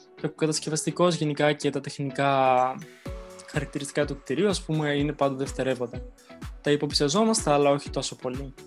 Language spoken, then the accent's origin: Greek; Thessaloniki, Central Macedonia, Greece; moved away as an adult; now in Moscow, Russia; από Θεσσαλονίκη είμαι, ε, από ένα προάστιο της Θεσσαλονίκη στην ΕΡΕΔΕΣΤΟ. Μάλλον πιο πολλοί θα ξέρουν τη Θέρμη, εκεί κοντά είναι.